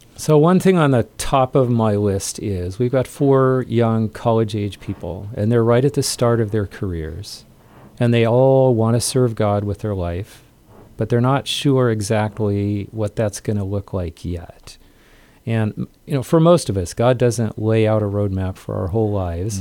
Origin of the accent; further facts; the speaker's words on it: southeast Idaho, United States; I grew up in Idaho, kind of out in f, farming country in southeast Idaho